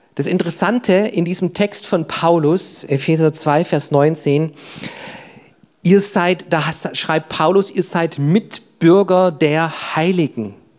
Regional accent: Germany; Ich bin Deutscher, das ist mein Reisepass, das ist meine Nationalität

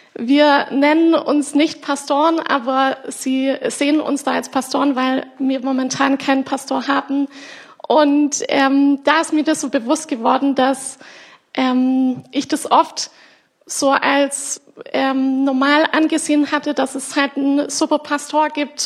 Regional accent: Germany; weil ich hier aufgewachsen bin in der Gemeinde, von euch geformt wurde.

